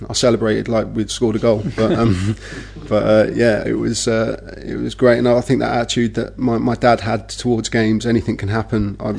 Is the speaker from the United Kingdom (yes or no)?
yes; Milton Keynes, South East England, United Kingdom; My dad grew up in Hayes, and his work moved to Milton Keynes. So I was born in Milton Keynes